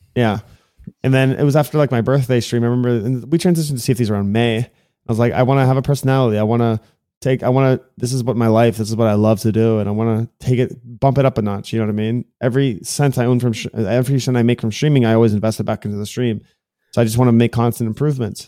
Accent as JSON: {"language": "English", "town": "Miami", "region": "Florida", "country": "United States", "tie": "born or raised there", "said": "I was born and raised in Miami, Florida. This is, like, my home"}